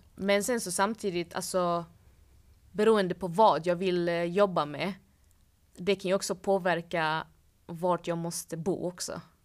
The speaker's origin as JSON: {"language": "Swedish", "town": "Malmö", "region": "Skåne", "country": "Sweden", "moved": "yes", "lives_now": "Stockholm, Sweden", "said": "hemma i Malmö säger vi"}